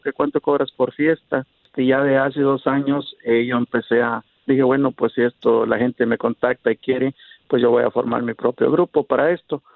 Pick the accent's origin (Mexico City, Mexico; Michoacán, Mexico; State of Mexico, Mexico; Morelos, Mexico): Michoacán, Mexico; Huetamo; also born or lived in Los Angeles, United States; now in Dallas, United States; Soy de Michoacán, de Huetamo, Michoacán